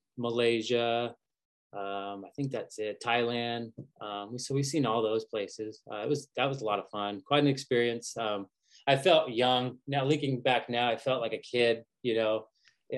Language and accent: English; Kansas City, United States; moved away as an adult; now in Seattle area, United States; I'm originally from Kansas City